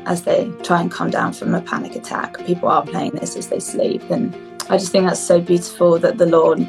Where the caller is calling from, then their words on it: Brighton, South East England, United Kingdom; I am joining you from my home in Brighton in England.